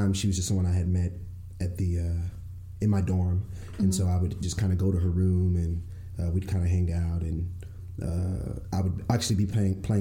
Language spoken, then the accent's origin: English; Fort Worth, Texas, United States; I'm from Fort Worth